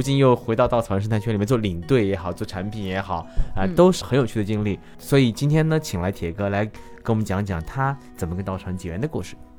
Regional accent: Chongqing, China; 我是重庆人

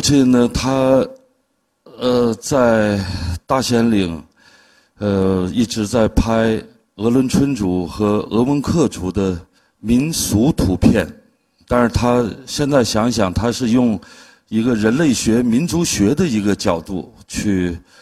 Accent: China; moved away as an adult; also born or lived in Harbin; 到了十八岁的时候，我就离开了大兴安岭，离开了家，去了哈尔滨去学画儿

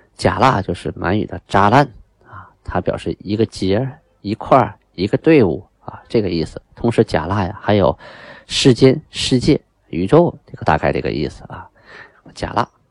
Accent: China; 我们中国人定条例啊

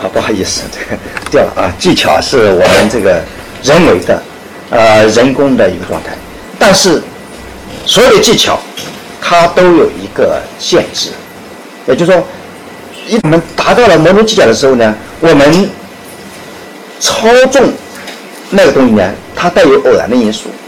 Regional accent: China; 我们中国人

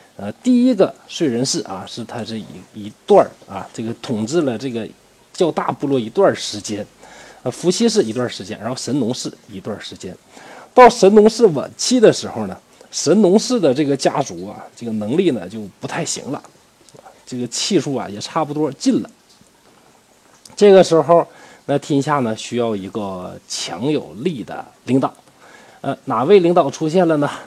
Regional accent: China; 我们中国人

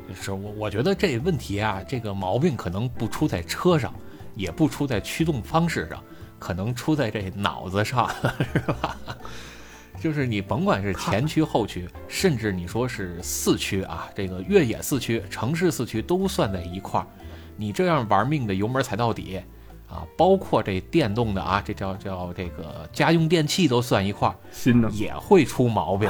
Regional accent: Beijing, China; 我们北京一般都说陆川甲

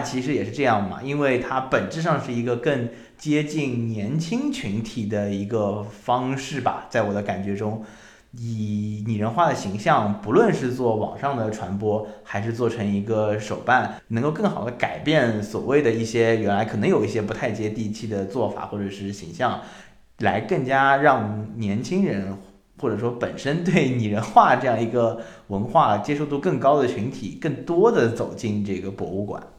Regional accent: Shanghai, China; 我是上海人

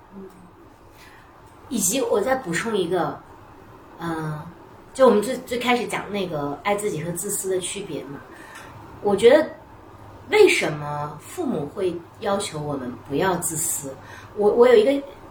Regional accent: Northwest China, China; 或者就是我们西北人可能就比较粗放

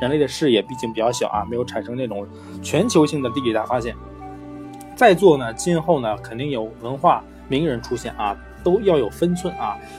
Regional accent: China; 我们是中国人啊，一定会想那时候中国是怎么样子的啊？

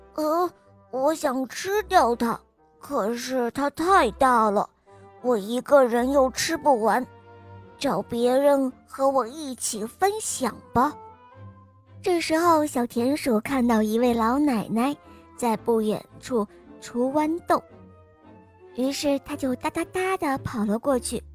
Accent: Shanghai, China; 我来自上海

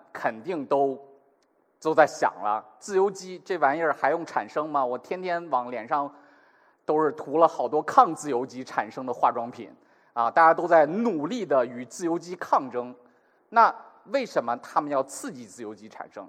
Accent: northern China, China; 我这样北方中国人

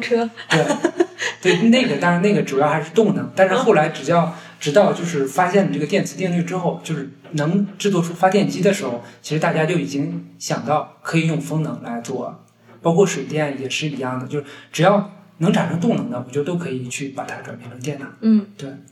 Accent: Hebei, China; moved away as an adult; also born or lived in Liaoning; now in Beijing, China; 因为我家乡是在河北，然后我原来在辽宁工作呢

